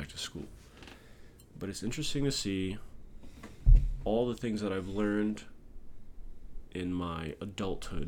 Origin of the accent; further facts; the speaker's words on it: Hawaii, United States; I'm from Hawaii, and there's like green everywhere